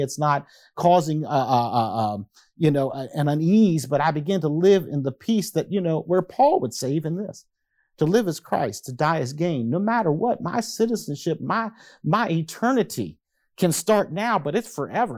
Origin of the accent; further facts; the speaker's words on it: United States; I am an American